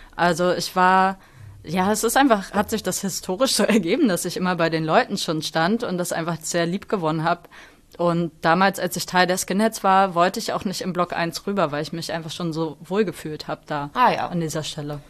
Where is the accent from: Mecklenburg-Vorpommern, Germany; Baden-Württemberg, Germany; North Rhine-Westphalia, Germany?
Mecklenburg-Vorpommern, Germany; moved away as an adult; now in Hamburg, Germany; aus der Zeit, als ich da aufgewachsen